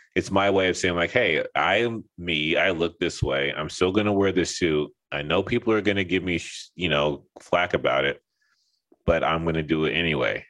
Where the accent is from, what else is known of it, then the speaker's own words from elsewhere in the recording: Los Angeles, California, United States; moved away as an adult; also born or lived in Seattle / Texas / Linden, New Jersey; I grew up in Los Angeles, so like, you know, it's the whole melting pot thing over there